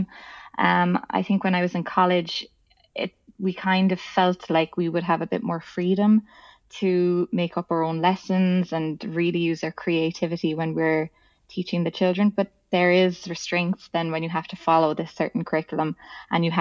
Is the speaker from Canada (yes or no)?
no; Ireland; I'm from Ireland